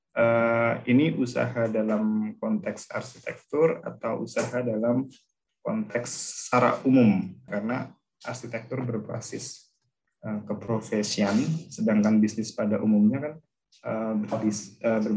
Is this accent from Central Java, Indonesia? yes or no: yes; Pekalongan, Central Java, Indonesia; born there; now in Sukoharjo, Indonesia; saya lahir di Pekalongan, kemudian saya sekarang domisili di, baru pindah ke Sukoharjo